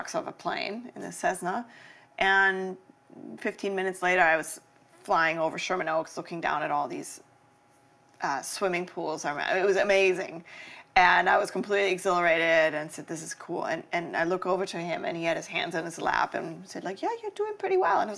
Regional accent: Germany; moved away; also born or lived in Los Angeles, United States; growing up in Germany

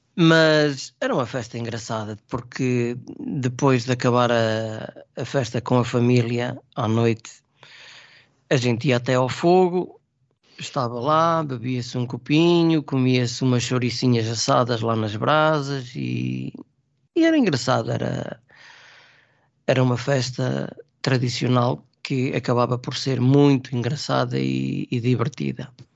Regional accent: Trás-os-Montes, Portugal; now in Lisbon, Portugal; eu sou transmontano.

